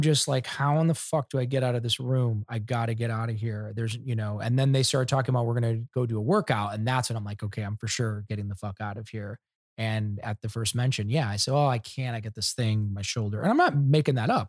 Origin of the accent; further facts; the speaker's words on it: Ohio, United States; I'm from Ohio